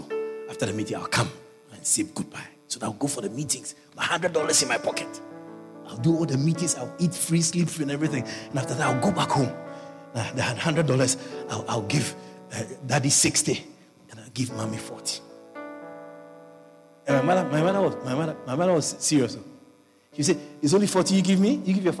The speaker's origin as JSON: {"language": "English", "country": "Guyana", "said": "I came from Guyana. I'm a missionary. I don't have anything."}